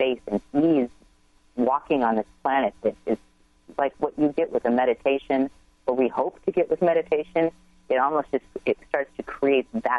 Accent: Seattle, Washington, United States; moved away; This is my hometown. I grew up there and one of my favorite places to ever be.

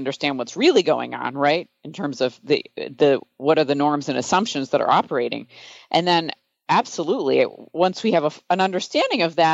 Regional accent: Michigan, United States; I grew up in Michigan

